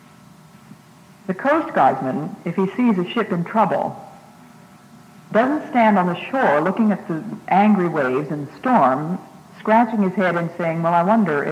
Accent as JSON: {"language": "English", "region": "Massachusetts", "country": "United States", "also_born_or_lived": "Ecuador", "said": "I'm from Massachusetts"}